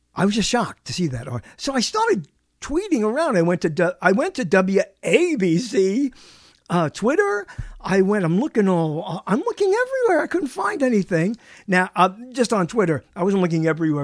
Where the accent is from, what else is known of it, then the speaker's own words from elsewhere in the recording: New York City, New York, United States; moved away; I'm from Brooklyn